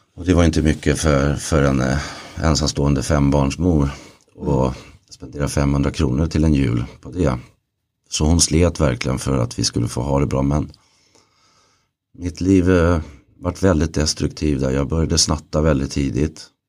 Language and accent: Swedish; Stockholm area, Stockholm County, Sweden; also born or lived in Lidingö / Åkersberga / Södertälje; Jag föddes på Lidingö och flyttade ut sen till Åkersberga och sen vidare till Tälje och Rybo.